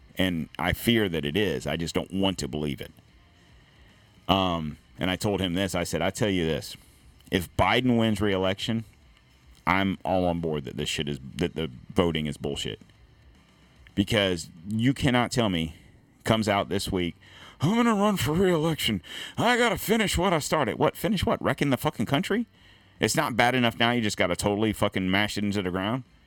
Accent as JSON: {"language": "English", "region": "Florida", "country": "United States", "said": "I'm from Florida."}